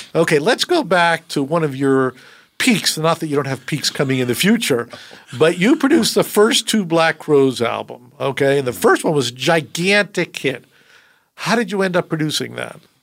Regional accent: Connecticut, United States; I grew up in Connecticut

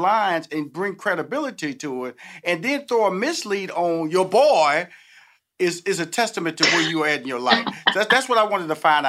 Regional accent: Houston, Texas, United States; I'm from Houston, Texas, so I'm very familiar with the beignets.

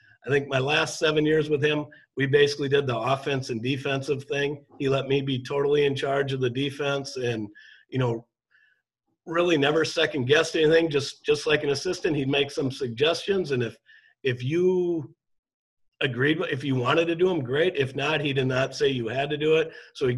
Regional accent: Shakopee, Minnesota, United States; moved away as an adult; also born or lived in Mankato, Minnesota; now in Delano, United States; I grew up in Shakopee.

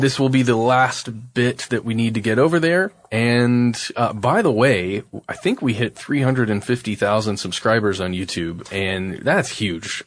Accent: United States; just being an American citizen

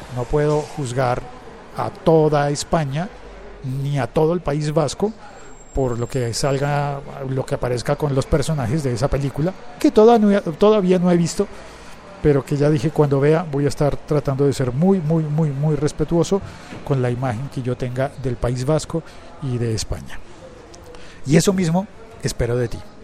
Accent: Colombia; el, país en el que yo vivo y transmito, origino este podcast, es el país de narcos

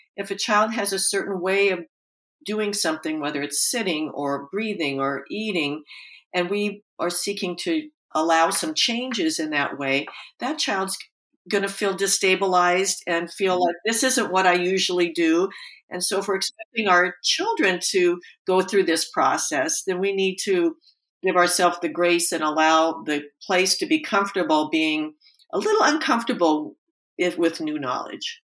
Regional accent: Portland, Oregon, United States; I grew up in Portland, Oregon

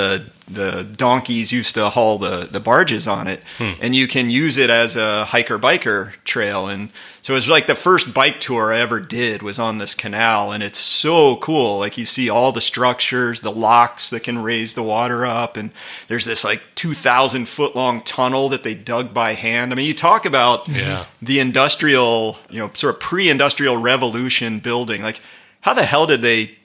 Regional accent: United States; I'm an American

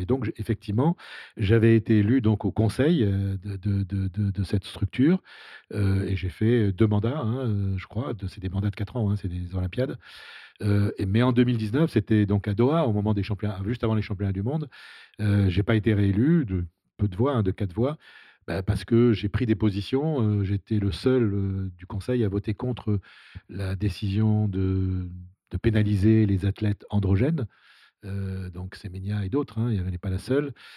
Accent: Saïda, Saïda Province, Algeria; moved away; also born or lived in Rouen, France; quand j'étais gamin, quand j'habitais en Algérie

